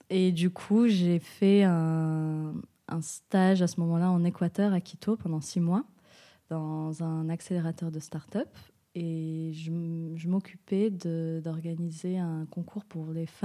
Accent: Switzerland; now in Marseille, France; je suis suisse marocaine et ça fait un an et demi que je suis à Marseille.

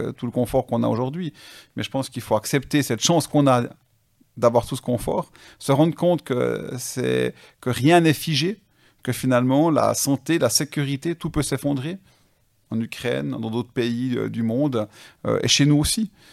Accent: Switzerland; chez nous en Suisse

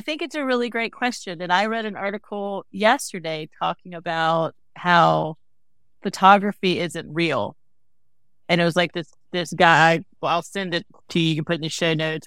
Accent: the South, United States; I'm from the South, right?

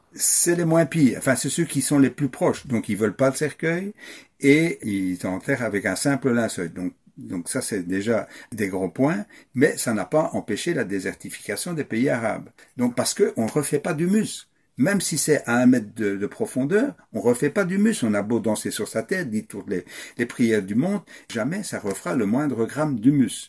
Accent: Wallonia, Belgium; accent: Belgian; je suis wallon d'origine

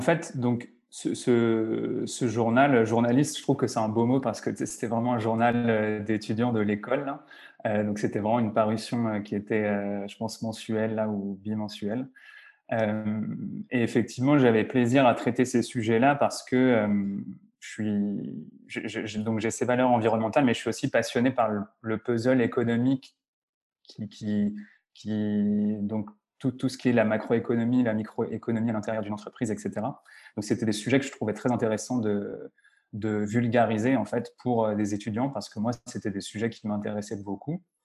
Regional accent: Lyon, Auvergne-Rhône-Alpes, France; moved away as an adult; also born or lived in Argentina / Montreal; je suis français d'origine, je suis né à Lyon

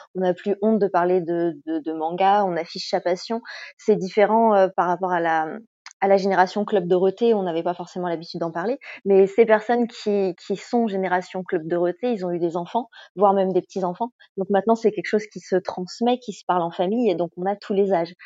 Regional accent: France; en tant que Français

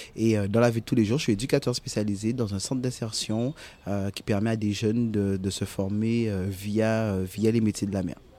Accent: Goyave, Guadeloupe; now in Lamentin, Guadeloupe; je suis de Guayave. Euh, donc du coup, c'est euh, situé sur la Basse-Terre, donc entre Petit-Bourg et Capesterre

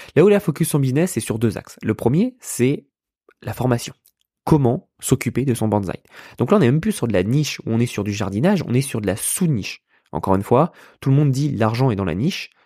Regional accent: Yvelines, Île-de-France, France; moved away as an adult; now in United States; je suis né, je suis né dans les Yvelines, euh, à côté de Paris

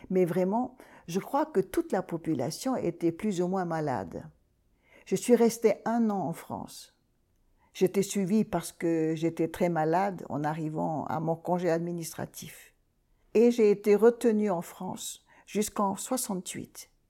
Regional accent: Gambier Islands, French Polynesia; Le médecin, quand il a vu que je venais de Tahiti, des Gambiers, il n'a pas dit autre chose que nucléaire.

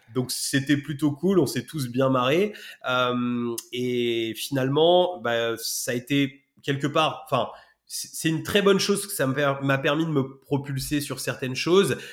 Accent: Rouen, Normandy, France; j'ai grandi, j'ai grandi à Rouen

